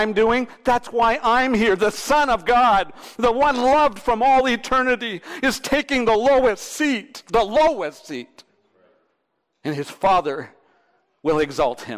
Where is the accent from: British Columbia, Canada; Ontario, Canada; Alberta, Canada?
Ontario, Canada; Thunder Bay; I'm from Thunder Bay